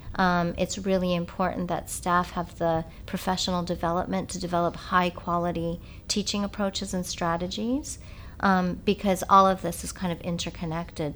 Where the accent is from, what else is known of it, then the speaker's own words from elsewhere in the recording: California, United States; moved away as an adult; also born or lived in England; I grew up in California, but at this time I was in England.